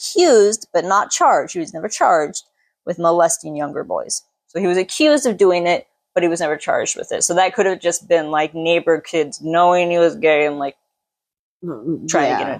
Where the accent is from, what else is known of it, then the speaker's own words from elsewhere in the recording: United States; I'm American